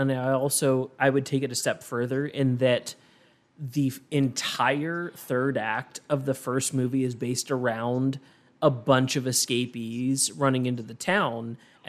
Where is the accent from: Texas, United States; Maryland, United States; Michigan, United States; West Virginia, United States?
West Virginia, United States; Martinsburg; Like I'm from Martinsburg, West Virginia.